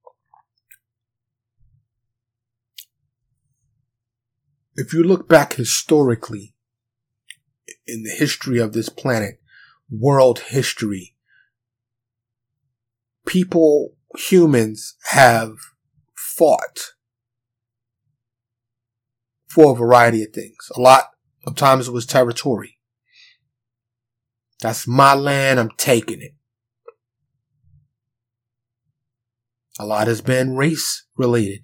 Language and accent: English; New York City, New York, United States; first language English; I'm from New York. Born and raised, native New Yorker, New York City